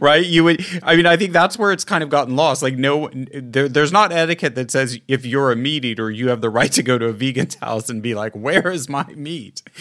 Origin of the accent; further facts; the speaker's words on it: Midwest, United States; moved away; also born or lived in Italy; I grew up in the Midwest in the nineteen seventies